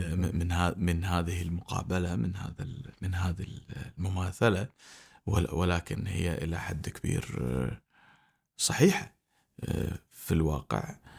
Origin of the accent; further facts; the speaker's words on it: Kuwait; احنا ككويتيين